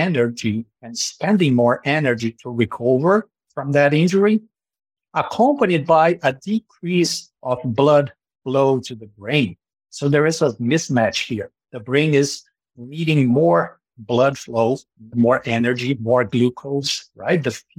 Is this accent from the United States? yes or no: no; Brazil; moved away as an adult; now in Canada; my transition to Canada, because I am originally from Brazil